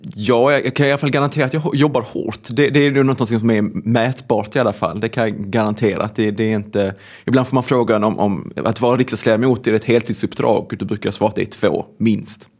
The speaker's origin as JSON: {"language": "Swedish", "town": "Svedala", "region": "Skåne", "country": "Sweden", "tie": "born or raised there", "moved": "yes", "lives_now": "Gothenburg, Sweden", "said": "Jag är uppvuxen på en grisgård som heter Grönjung som ligger mellan två samhällen med ett Bara och Klågrupp utanför Malmö. Det är en mm. kommun som heter Svedala"}